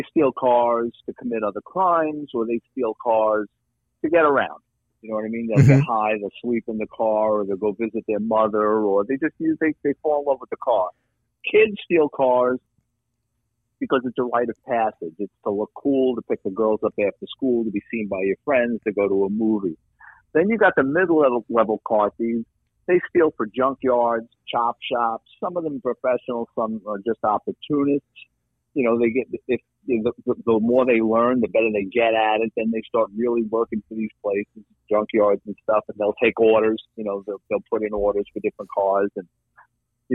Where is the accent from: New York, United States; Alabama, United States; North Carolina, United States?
New York, United States; New York City; now in Florida, United States; growing up in New York City